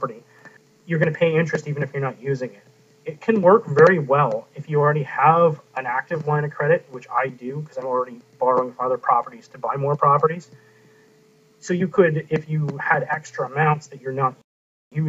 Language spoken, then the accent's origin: English; Canada; I'm the Canadian investing in the U.S.